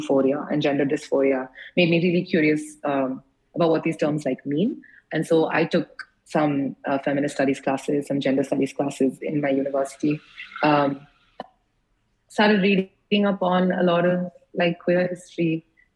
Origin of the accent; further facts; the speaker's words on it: United States; moved away; also born or lived in India; I grew up in the States